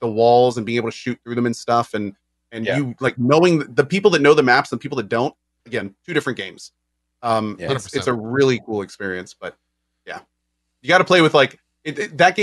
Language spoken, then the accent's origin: English; the South, United States; I'm from the South.